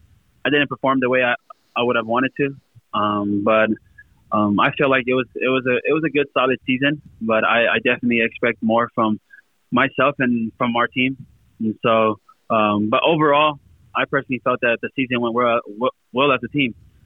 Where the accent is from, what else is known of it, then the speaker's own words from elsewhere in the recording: Compton, California, United States; also born or lived in Lakewood / Long Beach; I grew up all my life in California, Southern California. I was born in Lakewood, raised in Compton, moved out of Compton in my teen years, moved to Long Beach